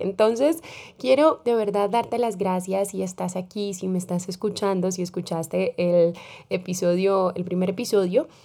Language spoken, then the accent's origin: Spanish; Colombia; como decimos en mi país, en Colombia